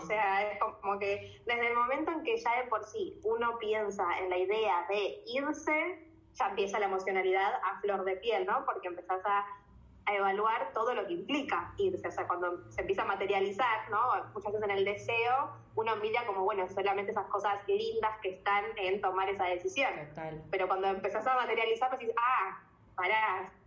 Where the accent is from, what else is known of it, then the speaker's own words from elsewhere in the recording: Argentina; moved away as an adult; also born or lived in New Zealand; nosotros los argentinos